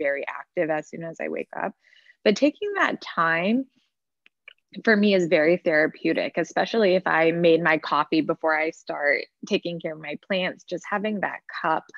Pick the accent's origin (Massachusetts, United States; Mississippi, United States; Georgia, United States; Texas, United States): Texas, United States; Dallas; moved away as an adult; also born or lived in Boston; I'm originally from Dallas and I went to Boston University